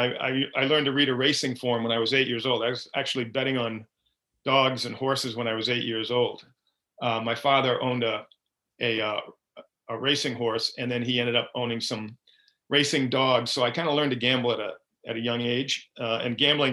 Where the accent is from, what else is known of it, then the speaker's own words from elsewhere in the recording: Byfield, Massachusetts, United States; I grew up in a town called Byfield, Massachusetts, which is North Shore of Massachusetts